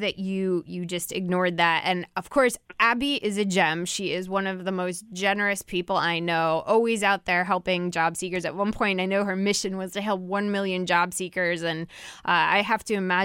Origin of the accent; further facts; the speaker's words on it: New Jersey, United States; my home state of New Jersey.